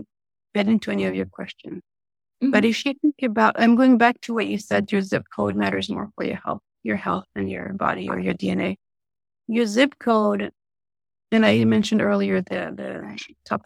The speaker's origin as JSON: {"language": "English", "town": "Paris", "region": "Île-de-France", "country": "France", "tie": "born or raised there", "moved": "yes", "lives_now": "United States", "said": "Being born and raised in Paris"}